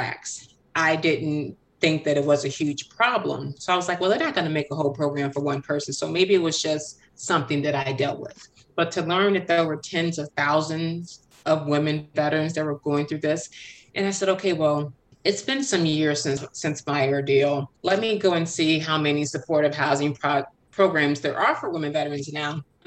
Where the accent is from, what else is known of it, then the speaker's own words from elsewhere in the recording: Chicago, Illinois, United States; I was born and raised in Chicago